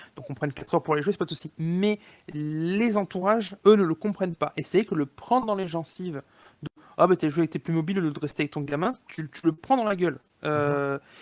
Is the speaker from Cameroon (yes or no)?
no; Montpellier, Occitania, France; moved away; je suis originaire de Montpellier au départ